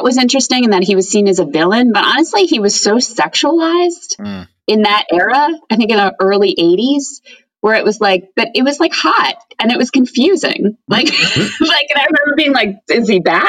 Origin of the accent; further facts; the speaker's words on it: Long Island, New York, United States; I'm from Long Island, and there was a store called World Imports at the Roosevelt Field Mall